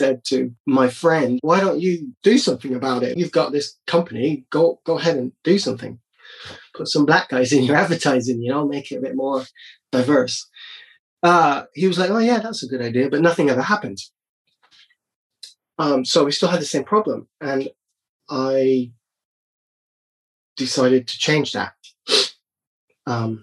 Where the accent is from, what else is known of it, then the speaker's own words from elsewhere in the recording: Barbados; growing up in Barbados